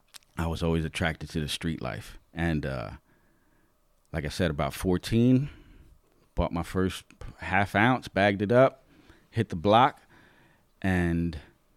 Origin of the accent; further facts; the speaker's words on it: New York, United States; now in Lancaster, United States; I'm originally from New York, the Bronx. My mom and stepdad, my sister and I decided to move from New York, the Bronx, to Lancaster